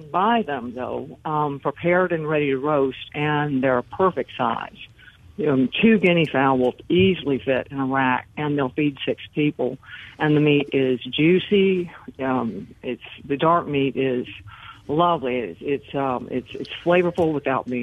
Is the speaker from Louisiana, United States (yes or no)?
yes; New Orleans, Louisiana, United States; I'm actually from New Orleans. I'm just up here in Jackson visiting